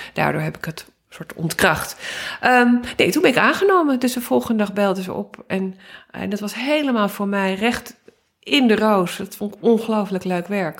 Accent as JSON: {"language": "Dutch", "town": "Amsterdam", "region": "North Holland", "country": "Netherlands", "tie": "born or raised there", "said": "ik ben opgegroeid in Amsterdam"}